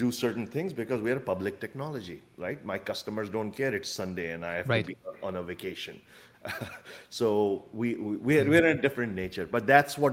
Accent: Chicago, Illinois, United States; I'm from Chicago, so our startup is in Chicago.

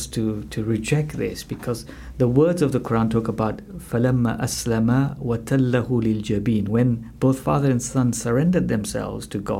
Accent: Malawi; now in United Kingdom; as a child growing up in Malawi

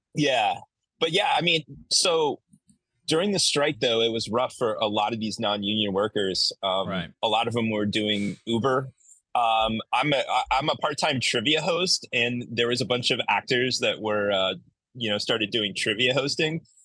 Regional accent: Central Illinois, United States; also born or lived in Alabama; I lived in Alabama for two years, but I'm actually from Central Illinois.

